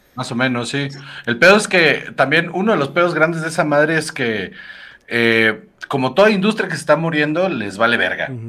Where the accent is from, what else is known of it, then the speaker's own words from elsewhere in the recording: Mexico; los mexicanos somos de la verga